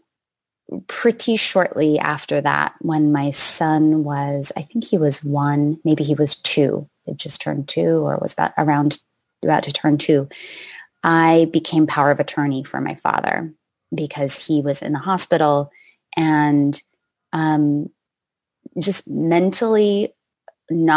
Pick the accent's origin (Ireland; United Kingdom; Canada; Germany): Canada; moved away as an adult; now in United States; At that point, I had lived in the States for 15 years. And I'm from Canada